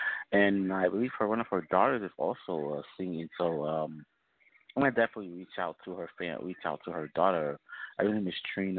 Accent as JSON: {"language": "English", "region": "New Jersey", "country": "United States", "tie": "born or raised there", "said": "I'm born and raised in Jersey, man, still live in Jersey"}